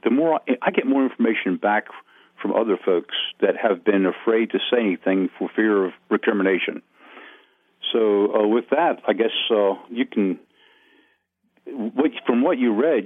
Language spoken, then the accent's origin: English; Wilmington, Delaware, United States; also born or lived in Smyrna, Delaware; I was born in St. Francis Hospital in Wilmington, Delaware